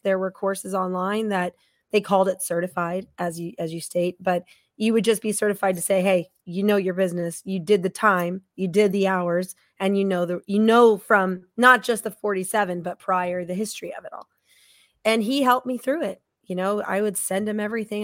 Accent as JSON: {"language": "English", "town": "Estes Park", "region": "Colorado", "country": "United States", "tie": "born or raised there", "also_born_or_lived": "Tucson, Arizona", "said": "I grew up in Estes Park, Colorado"}